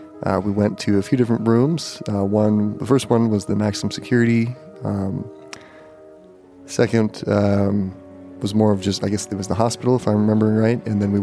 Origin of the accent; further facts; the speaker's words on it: Montana, United States; Growing up in Montana, you know, and going to school in Bozeman